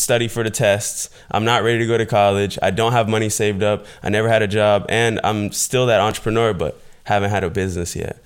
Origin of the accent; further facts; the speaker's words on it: Fort Myers, Florida, United States; I was born in Fort Myers, Florida. It's a small town in Southwest Florida, um, pretty much just having a single mother situation